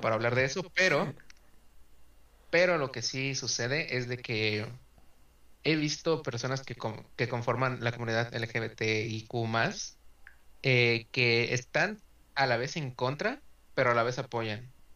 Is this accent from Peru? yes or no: no; Mexico; somos, somos mexicanos